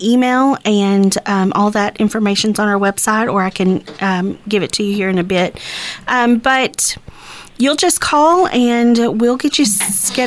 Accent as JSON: {"language": "English", "town": "Texarkana", "country": "United States", "tie": "born or raised there", "said": "this is my hometown. I'm raising my kids here."}